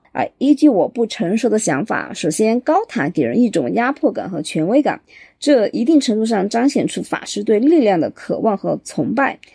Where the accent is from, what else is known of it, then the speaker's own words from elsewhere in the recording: Chengdu, Sichuan, China; accent: Chengdu dialect; 咱们成都话